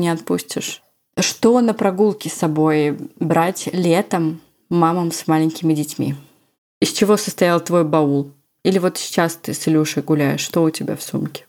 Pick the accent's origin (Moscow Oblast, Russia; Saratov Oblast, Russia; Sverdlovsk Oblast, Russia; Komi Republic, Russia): Moscow Oblast, Russia; У нас так говорили в Московской области, где я провела все свое детство.